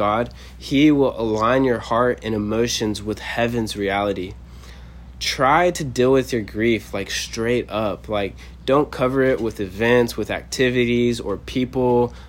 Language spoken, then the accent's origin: English; Texas, United States; moved away as an adult; also born or lived in São Paulo, Brazil; now in Kona, United States; born and raised in Texas